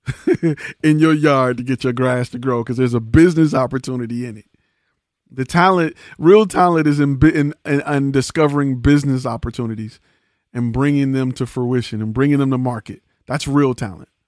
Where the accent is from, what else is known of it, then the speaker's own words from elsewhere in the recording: Detroit, Michigan, United States; now in Texas, United States; I'm from Detroit